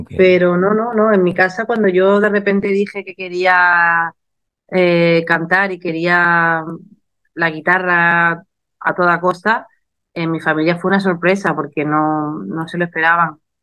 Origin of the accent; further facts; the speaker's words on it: Málaga, Andalusia, Spain; he tenido muchos reconocimientos en mi tierra, como la medalla de oro de mi ciudad